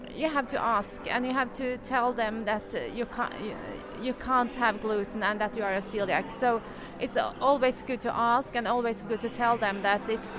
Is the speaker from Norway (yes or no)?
yes; Norway; I'm from Norway.